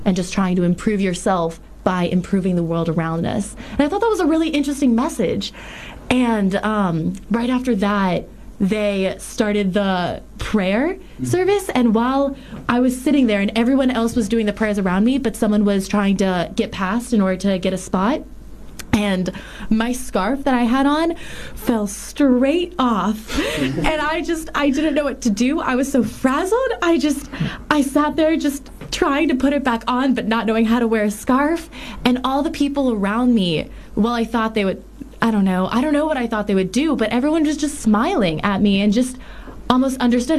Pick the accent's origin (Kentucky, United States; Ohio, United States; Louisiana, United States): Louisiana, United States; New Orleans; I'm from New Orleans